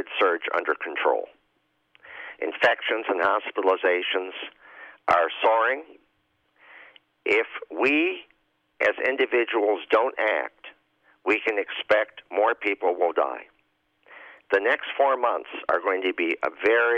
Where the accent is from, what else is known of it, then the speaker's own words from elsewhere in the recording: Chicago, Illinois, United States; I say this as a Chicagoan and an Illinoisan and a citizen of the United States